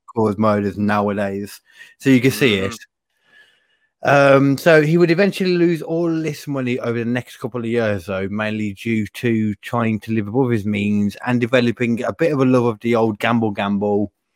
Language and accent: English; United Kingdom; I'm a British person